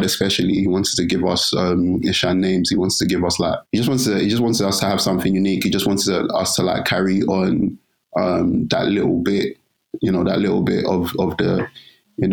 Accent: London, United Kingdom; East London raised, East London born

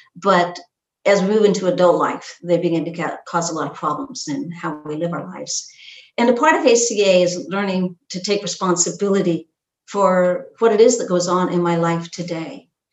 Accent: Pacific Northwest, United States; I grew up in the Pacific Northwest in this small logging town

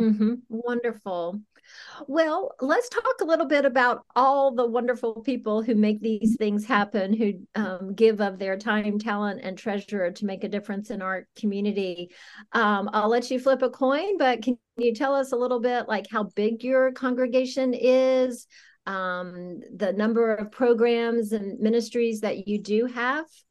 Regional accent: South Carolina, United States; moved away; I grew up in South Carolina

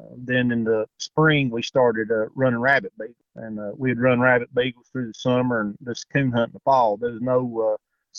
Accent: Tazewell County, Southwest Virginia, United States; I'm from Southwest Virginia. I live in Tazewell County. I've lived in this area basically my whole life, growed up here

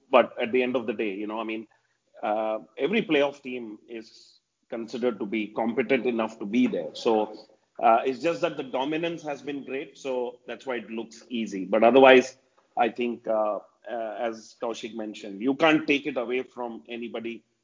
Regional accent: India; as an Indian

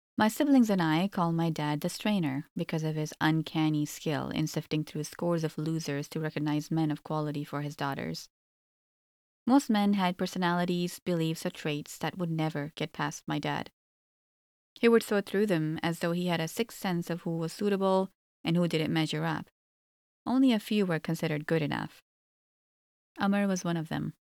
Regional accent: Toronto, Ontario, Canada; also born or lived in Egypt; I was born and raised in Canada

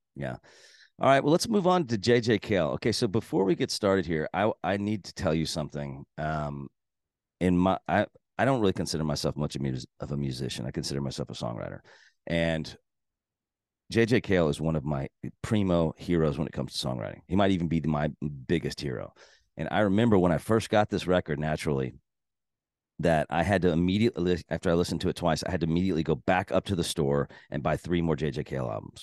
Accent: Texas, United States; I'm from Texas

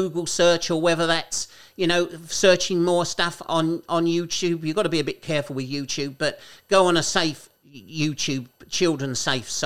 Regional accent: Kent, South East England, United Kingdom; People think I'm from London, but I'm not from London. I'm from Kent

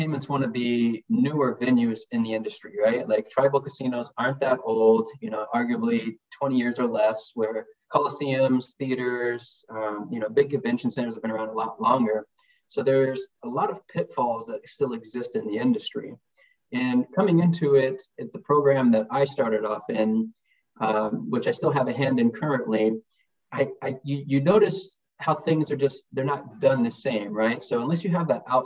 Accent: Seattle, Washington, United States; I'm Snoqualmie Indian and from Seattle, Washington, and I'm a proud father

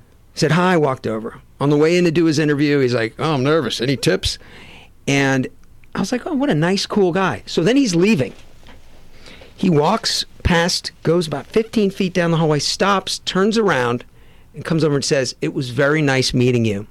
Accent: Westport, Connecticut, United States; also born or lived in Syracuse, New York / Salisbury Beach, Massachusetts; I grew up in Westport, Connecticut, and Salisbury Beach, Massachusetts

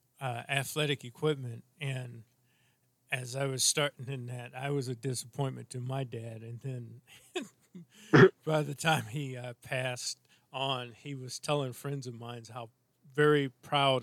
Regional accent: St. Louis, Missouri, United States; I grew up in St. Louis

